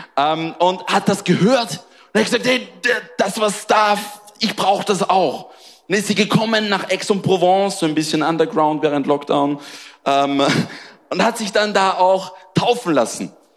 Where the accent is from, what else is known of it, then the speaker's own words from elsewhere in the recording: Austria; moved away as an adult; now in Marseille, France; Ich bin in Österreich groß geworden